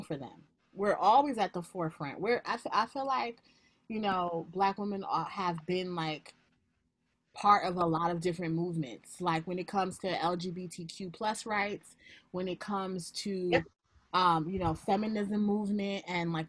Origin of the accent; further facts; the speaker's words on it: United States; I was born in America. This is my country.